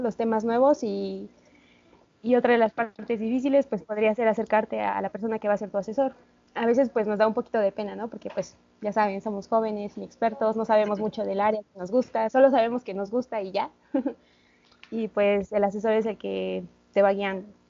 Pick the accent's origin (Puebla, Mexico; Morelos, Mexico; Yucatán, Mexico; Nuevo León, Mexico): Puebla, Mexico; moved away as an adult; also born or lived in Santander, Spain; now in Spain; yo soy poblana, orgullosamente poblana